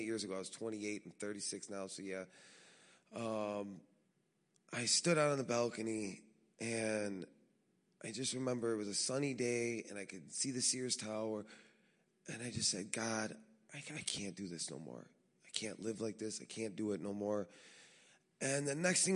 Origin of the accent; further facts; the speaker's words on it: Chicago, Illinois, United States; born and raised in Chicago to a big Italian family